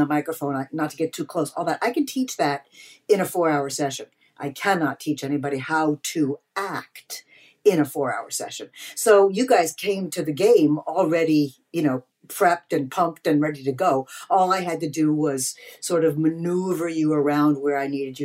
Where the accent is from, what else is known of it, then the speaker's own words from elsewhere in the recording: Eastern Long Island, New York, United States; moved away as an adult; now in Los Angeles, United States; I grew up on Eastern Long Island, one of eight kids, Italian Jewish family